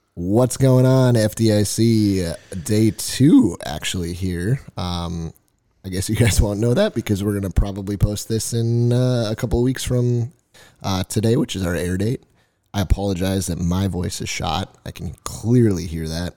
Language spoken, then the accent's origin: English; Nevada, United States; We're from Nevada